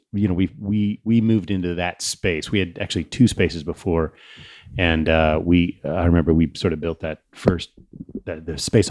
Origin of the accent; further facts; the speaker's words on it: California, United States; I love New England. I'm a Californian, but I love New England.